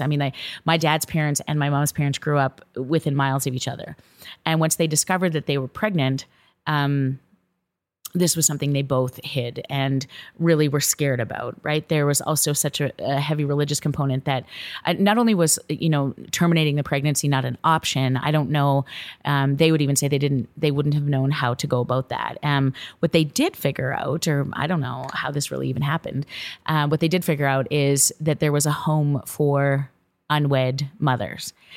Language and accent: English; Viking, Alberta, Canada; Viking, Alberta, Canada. And this is the little small farming town that I grew up